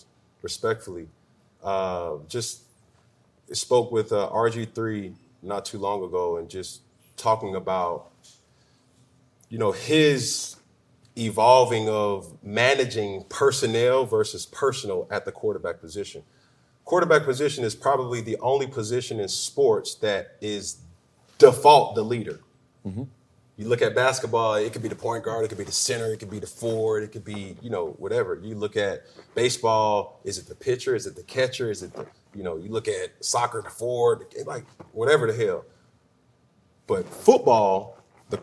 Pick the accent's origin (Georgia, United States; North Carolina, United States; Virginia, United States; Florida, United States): Georgia, United States; College Park; moved away as an adult; also born or lived in Charlotte; I'm from College Park